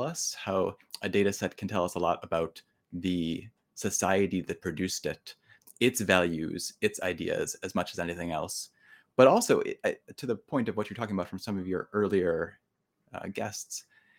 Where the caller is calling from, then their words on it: New York, United States; I'm joining you from Colgate University, which is just about to begin classes here in upstate New York.